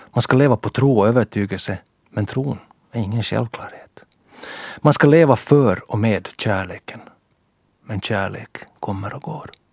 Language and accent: Swedish; Ekenäs, Uusimaa, Finland; min lilla Eknäs-charm